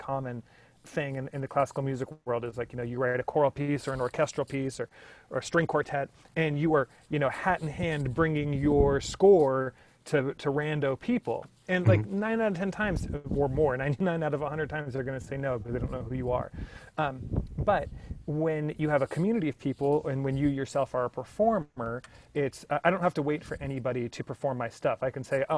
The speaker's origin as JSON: {"language": "English", "region": "Oregon", "country": "United States", "tie": "born or raised there", "said": "I grew up in Oregon in the Pacific Northwest in the 90s"}